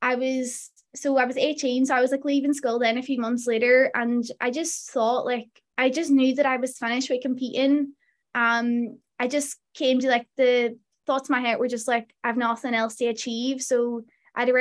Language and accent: English; Derry, Northern Ireland, United Kingdom; my hometown in Derry